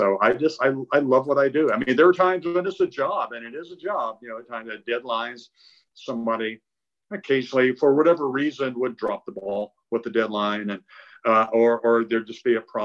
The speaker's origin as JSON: {"language": "English", "town": "Concord", "region": "North Carolina", "country": "United States", "tie": "born or raised there", "said": "my first job in high school was working at a newsstand in my hometown of Concord, North Carolina"}